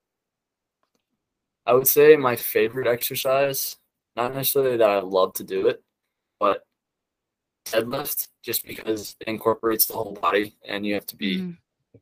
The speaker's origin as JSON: {"language": "English", "town": "Chicago", "region": "Illinois", "country": "United States", "tie": "born or raised there", "said": "I grew up in Chicago. Grew up a Cubs fan"}